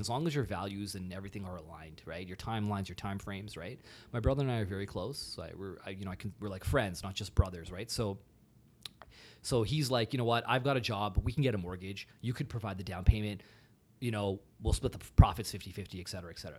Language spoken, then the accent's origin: English; GTA suburbs, Ontario, Canada; I grew up uh, throughout like different GTA suburbs